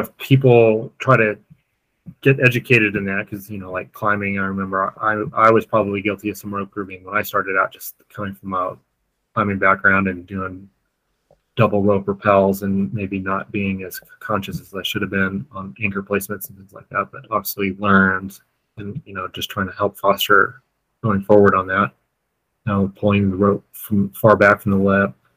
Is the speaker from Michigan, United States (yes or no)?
no; Colorado, United States; I grew up in uh, Colorado